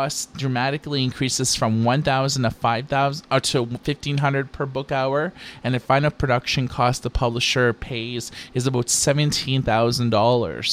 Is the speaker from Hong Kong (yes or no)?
no; Thunder Bay, Ontario, Canada; now in Vancouver, Canada; I grew up in Ontario, though, in a small town called Thunder Bay